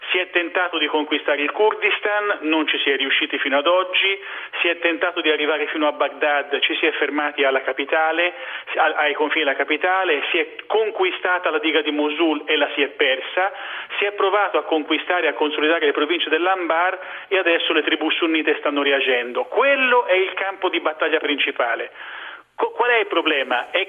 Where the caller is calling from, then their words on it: Rome, Lazio, Italy